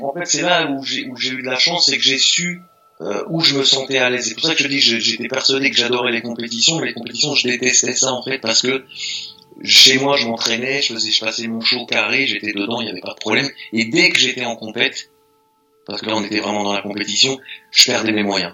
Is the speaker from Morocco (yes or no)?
no; Meaux, Île-de-France, France; also born or lived in Paris; les premières compètes que j'ai fait, etc., les premiers championnats, j'étais enfermé chez moi à Meaux